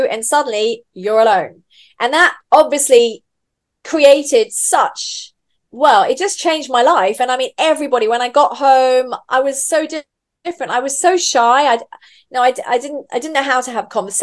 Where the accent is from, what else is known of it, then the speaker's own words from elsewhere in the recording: England, United Kingdom; moved away as an adult; also born or lived in Vanuatu / Fiji / Roatan, Honduras; now in Dubai, United Arab Emirates; we lived in Vanuatu and then Fiji until I was eight. And then we came back to England when I was eight.